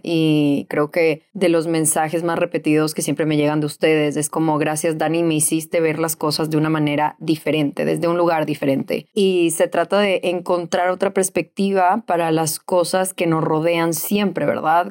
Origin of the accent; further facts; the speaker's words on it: Ecuador; moved away as an adult; also born or lived in Venezuela; Yo de los 18 a los 28 me mudé, viví en diferentes países, mis papás se quedaron en Ecuador